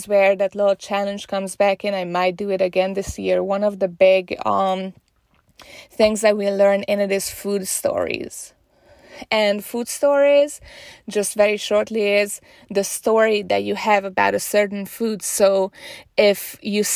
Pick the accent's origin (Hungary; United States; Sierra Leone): Hungary; moved away; I'm originally from Hungary